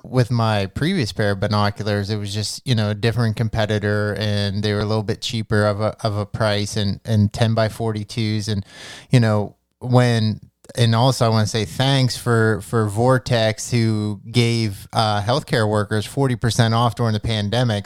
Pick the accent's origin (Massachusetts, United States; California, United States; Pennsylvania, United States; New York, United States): Pennsylvania, United States; we we're from Pennsylvania